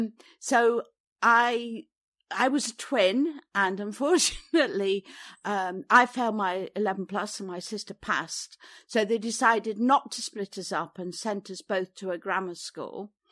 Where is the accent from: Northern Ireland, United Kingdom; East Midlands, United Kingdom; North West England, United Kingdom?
East Midlands, United Kingdom; I was born in Derbyshire, and we had a house with a very large garden.